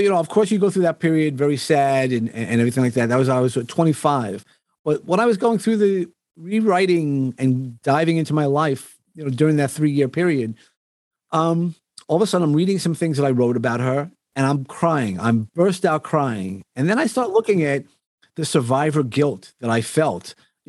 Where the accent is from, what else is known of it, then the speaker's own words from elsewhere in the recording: Texas, United States; born there; So if you're asking me where I was born in Texas, because my dad was in the Air Force. He was just getting out of the Air Force, right.